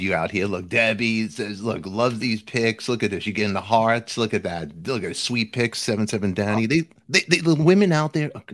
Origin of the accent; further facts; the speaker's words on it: New York City, New York, United States; I'm from Brooklyn